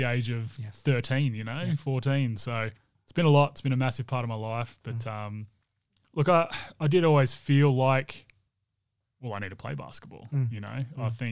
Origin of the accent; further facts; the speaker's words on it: Perth, Western Australia, Australia; growing up around the Wildcats and around dad being part of the Wildcats, and I guess being a celebrity here in Perth